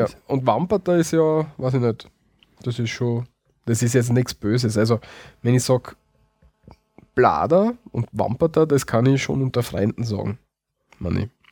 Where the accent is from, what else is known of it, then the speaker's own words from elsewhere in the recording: Austria; bei uns in Österreich